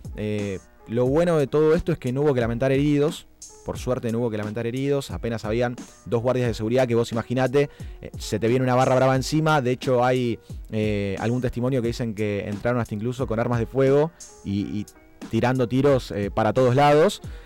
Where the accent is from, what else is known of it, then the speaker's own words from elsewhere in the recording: Argentina; como argentinos